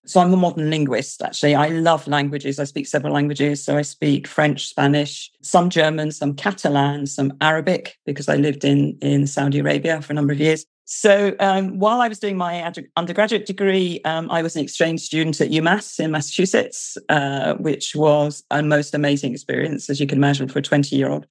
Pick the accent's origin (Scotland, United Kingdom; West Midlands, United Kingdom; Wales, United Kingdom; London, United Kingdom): London, United Kingdom; moved away as an adult; also born or lived in United States; now in South West England, United Kingdom; I am British, as you can hear from my accent. Um, I'm originally from London, but I now live in the southwest of England